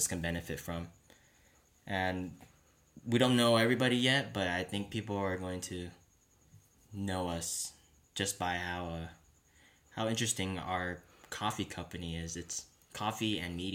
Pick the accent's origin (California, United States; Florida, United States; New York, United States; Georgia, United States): California, United States; San Jose; now in San Diego, United States; we grew up in San Jose